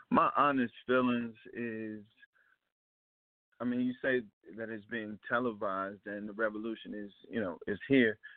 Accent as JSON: {"language": "English", "town": "Ferguson", "region": "Missouri", "country": "United States", "tie": "born or raised there", "moved": "yes"}